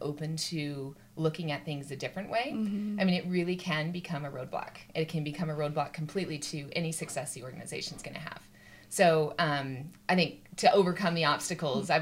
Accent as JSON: {"language": "English", "region": "Utah", "country": "United States", "tie": "born or raised there", "said": "I grew up in Utah"}